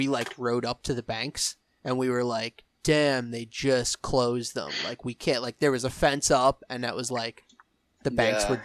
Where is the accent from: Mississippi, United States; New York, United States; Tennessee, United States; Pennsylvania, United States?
New York, United States; south shore of Long Island; We're from the south shore, mid-island, so we're like an hour plus from the city.